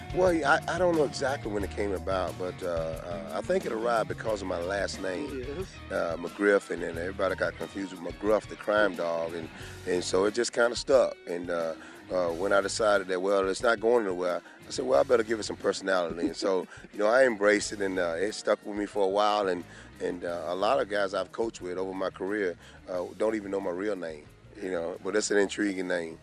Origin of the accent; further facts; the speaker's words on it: Georgia, United States; I'm from Georgia